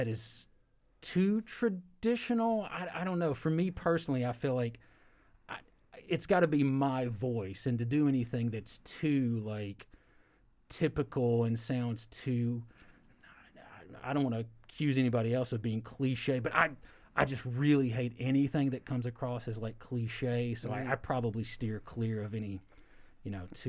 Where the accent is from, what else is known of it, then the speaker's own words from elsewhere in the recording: Kentucky, United States; I've got an accent. I'm from Kentucky.